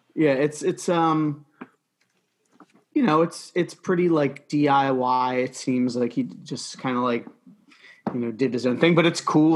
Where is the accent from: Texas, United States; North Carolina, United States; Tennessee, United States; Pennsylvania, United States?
Pennsylvania, United States; Philadelphia; being from the Philadelphia area